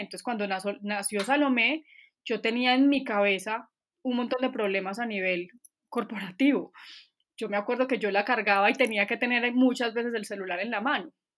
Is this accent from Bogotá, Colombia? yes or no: no; Manizales, Caldas, Colombia; moved away; also born or lived in Bogotá; de Manizales. Y estoy viviendo acá otra vez. Me fui como 12 años o 13 para Bogotá, pero me volví hace